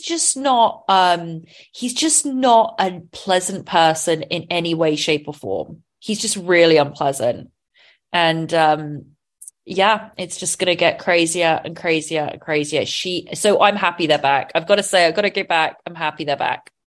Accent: England, United Kingdom; being English

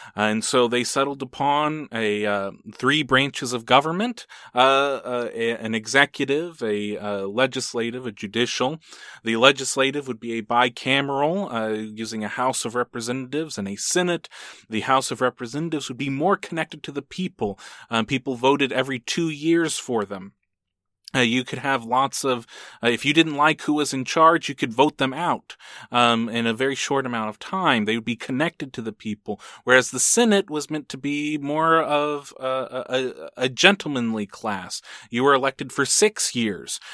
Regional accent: United States; In America, we at least have this ideal

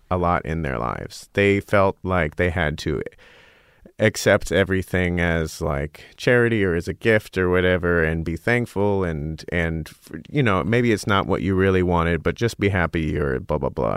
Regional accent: Scottsdale, Arizona, United States; moved away as an adult; also born or lived in Oberlin, Ohio; I grew up in Arizona

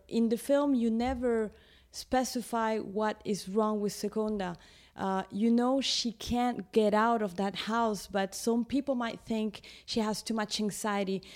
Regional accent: Lima, Peru; I was born in Lima in, in Peru. I'm Peruvian.

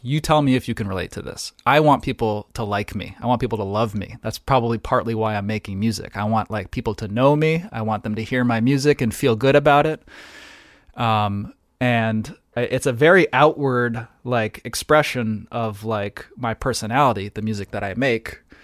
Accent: New Haven, Connecticut, United States; I grew up in New Haven, uh, Connecticut

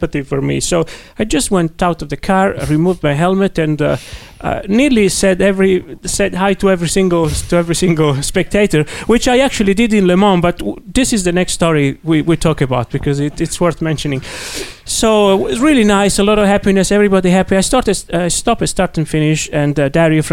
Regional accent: Italy; accent: Italian; English is a second language; My Italian accent

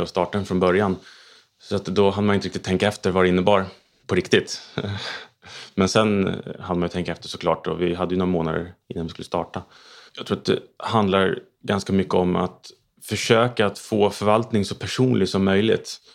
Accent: Stockholm, Stockholm County, Sweden; Jag är uppväxt eh, i Stockholm

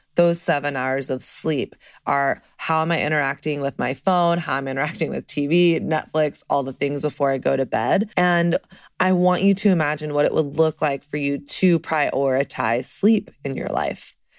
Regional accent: the South, United States; now in Brooklyn, United States; I'm from the South.

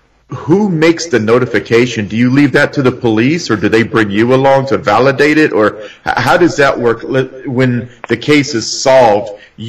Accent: Arizona, United States; I grew up in Arizona.

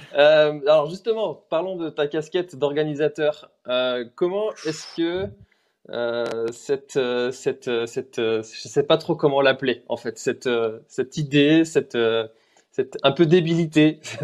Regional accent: Brittany, France; je suis breton

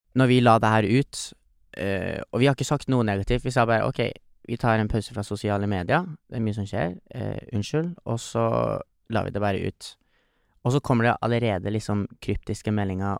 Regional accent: Trofors, Nordland, Norway; der vi kommer fra. Mm. Trofors. En fantastisk liten bygd som er ca. 800 folk som bor.

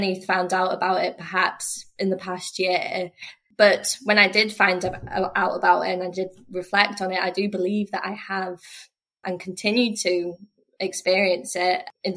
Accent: North Wales, United Kingdom; moved away as an adult; also born or lived in Glasgow, Scotland; now in Oban, United Kingdom; I grew up in North Wales

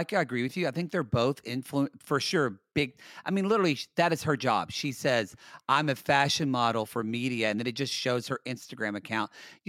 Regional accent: Los Angeles, California, United States; we are from Los Angeles. We've lived here for 20 years, 19 for you.

